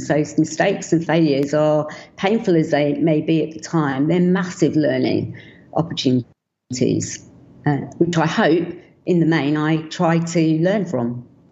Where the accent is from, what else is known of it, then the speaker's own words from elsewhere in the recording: London, United Kingdom; I was born in London